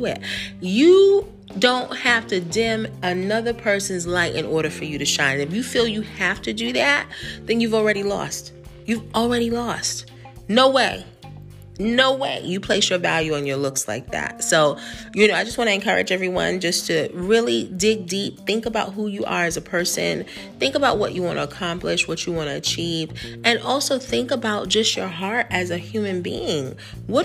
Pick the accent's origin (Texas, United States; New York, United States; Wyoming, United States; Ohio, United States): New York, United States; moved away; I'm from New York